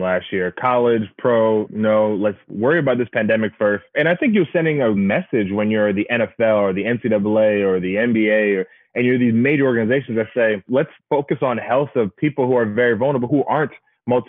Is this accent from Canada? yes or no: no; Bahamas; moved away; I'm from the Bahamas, and they used to have these CARICOM games where we used to go and run track meets against other islands around the region